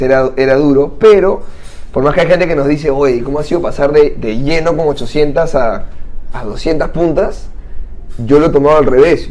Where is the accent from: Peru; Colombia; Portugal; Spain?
Peru; Santa María, Lima; Yo soy de Santa María, acá cerca